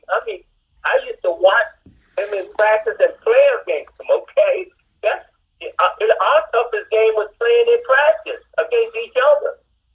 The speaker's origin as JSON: {"language": "English", "region": "Maryland", "country": "United States", "also_born_or_lived": "New York", "moved": "yes", "said": "I'm from Maryland. That's my hometown team."}